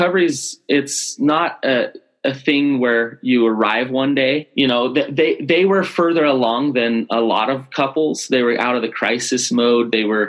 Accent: Salt Lake City, Utah, United States; I grew up in Sugar House.

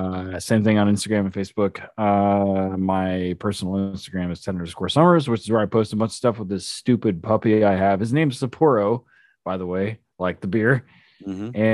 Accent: Oklahoma, United States; I'm from Oklahoma.

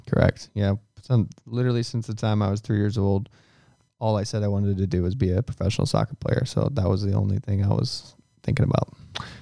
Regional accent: St. Louis, Missouri, United States; it was awesome to be in my hometown

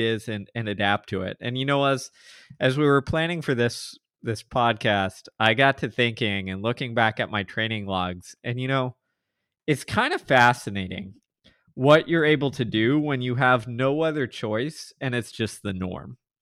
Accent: Houston, Texas, United States; I grew up in Houston, suburbs, you know, have lived here all but a handful of years in my life

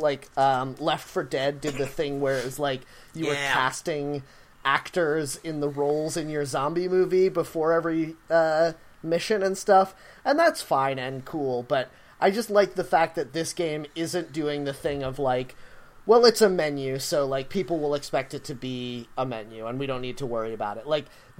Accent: New York, United States; Well, I think this is cool, and I'm a New Yorker, so my opinion must be valid.

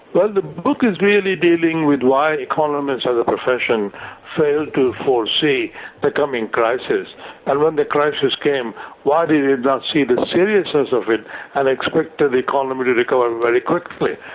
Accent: India; moved away as an adult; also born or lived in United States / London; now in United Kingdom; I was born in India, and uh, I, I did my first couple of degrees in India

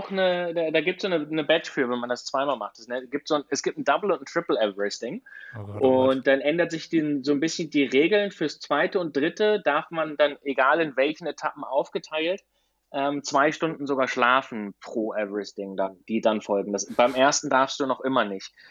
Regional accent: Black Forest, Baden-Württemberg, Germany; now in Girona, Spain; Teil wird auf meiner Heimatstrecke ähm, stattfinden. Im, im, Im, Schwarzwald.

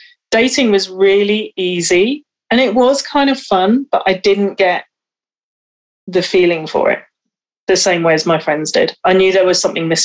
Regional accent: West Wales, United Kingdom; growing up in West Wales

